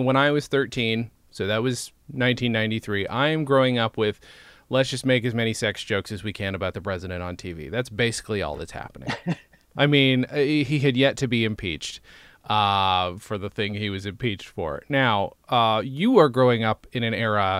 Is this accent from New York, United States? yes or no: yes; Lawrence, near Oneonta, New York, United States; About an hour from where I grew up